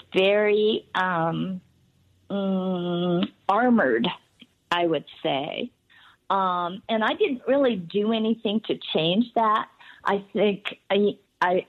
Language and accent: English; Los Angeles, California, United States; growing up in Hollywood in the 50s